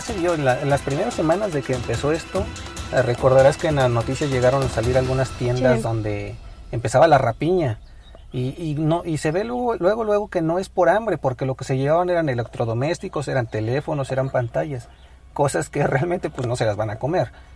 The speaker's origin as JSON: {"language": "Spanish", "country": "Mexico", "said": "somos mexicanos y vivimos esta situación día a día"}